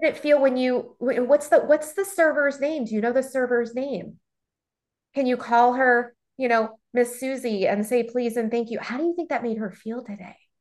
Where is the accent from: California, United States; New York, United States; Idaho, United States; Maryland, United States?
Maryland, United States; Baltimore; also born or lived in Chicago; I grew up in Baltimore